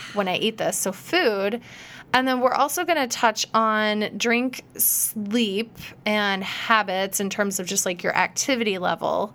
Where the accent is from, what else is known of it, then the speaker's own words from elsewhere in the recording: Iowa, United States; I grew up in Iowa